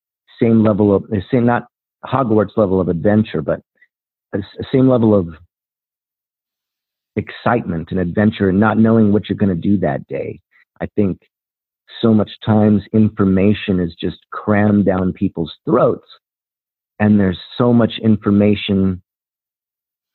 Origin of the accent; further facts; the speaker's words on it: Rocky Mountains in Colorado, United States; I'm from the Rocky Mountains in Colorado